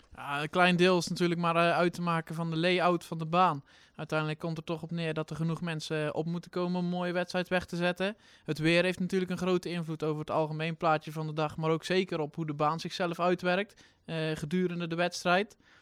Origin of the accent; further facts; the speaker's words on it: Drenthe, Netherlands; als Drent